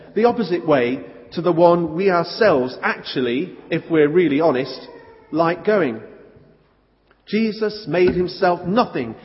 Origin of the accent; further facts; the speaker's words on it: Stoke-on-Trent, West Midlands, United Kingdom; moved away; I came from Stoke, and I know what the centre of Stoke's like